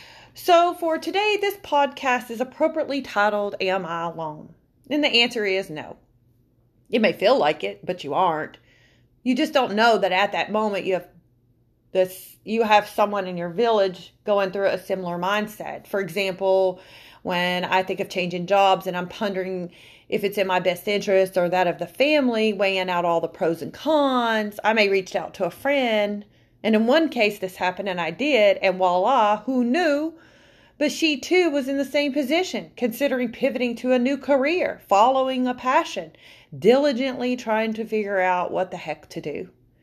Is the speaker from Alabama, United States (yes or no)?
yes; Alabama, United States; also born or lived in Tennessee / Kentucky; moved around a lot, between Alabama, Tennessee, and Kentucky. I was originally born and raised in Alabama. I spent much of my youth in the Bible Belt